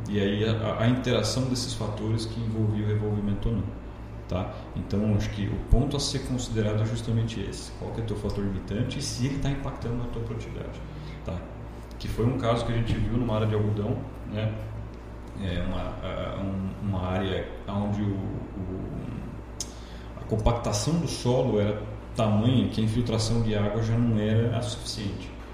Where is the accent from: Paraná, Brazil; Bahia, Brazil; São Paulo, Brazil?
Paraná, Brazil; Londrina; moved away as an adult; also born or lived in Primavera do Leste, Mato Grosso; now in Lucas do Rio Verde, Brazil; numa cidade do interior do noroeste do Paraná chamada Paranavaí. Mudei de lá muito cedo, né? É, fiz a vida em Londrina, vida pessoal, vida acadêmica, tudo por lá